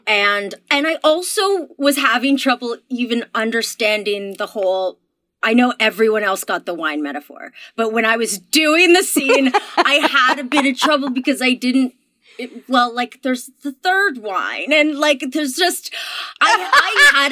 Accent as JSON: {"language": "English", "country": "Canada", "said": "I'm Canadian"}